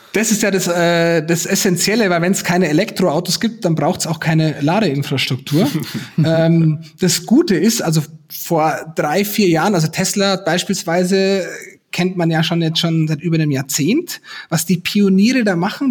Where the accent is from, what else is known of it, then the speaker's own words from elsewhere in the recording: Garmisch-Partenkirchen district, Bavaria, Germany; now in Munich, Germany; ich komme ja aus dem Landkreis Garmisch-Partenkirchen